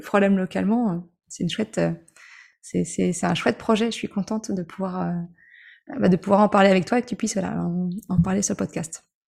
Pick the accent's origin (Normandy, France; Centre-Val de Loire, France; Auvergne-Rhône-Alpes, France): Normandy, France; je suis normande